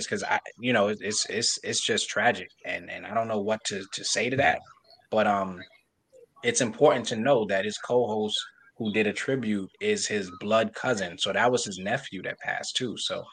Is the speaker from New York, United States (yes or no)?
yes; New York, United States; I'm not from Philly. I'm from New York.